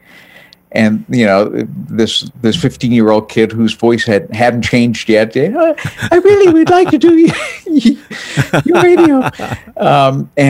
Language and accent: English; New Bedford, Massachusetts, United States; first language French; English is a second language; also born or lived in Vermont; now in Cleveland, United States; I was born in New Bedford, Massachusetts, south coast, south of Boston, near Buzzards Bay